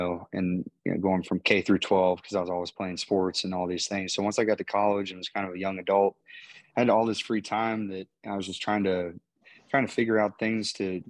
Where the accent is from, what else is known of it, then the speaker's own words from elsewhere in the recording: Morgantown, West Virginia, United States; born and raised in Morgantown. My wife and I, you know, we got a nice little spot outside of town, you know, and this is where we're raising our kids and just kind of making a life.